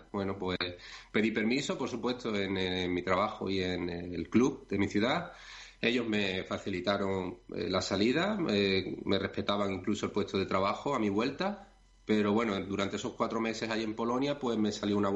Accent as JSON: {"language": "Spanish", "country": "Spain", "lives_now": "Greece", "said": "la situación no es tan grave como en otros países, bueno, ciertamente como en España, ¿no? que es de donde yo soy"}